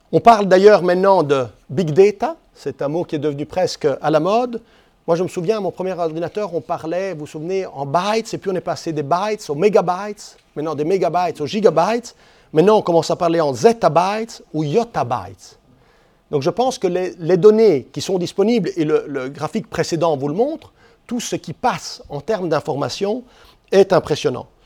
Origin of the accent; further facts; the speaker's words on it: Switzerland; j'ai été voir Airbus, parce que je suis suisse, je suis européen